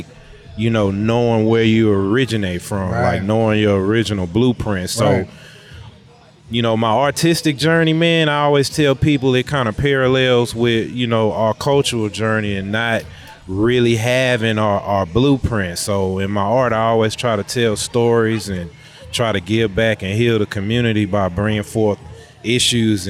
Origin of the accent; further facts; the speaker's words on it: New Haven, Connecticut, United States; now in Houston, United States; I'm originally from the East Coast, New Haven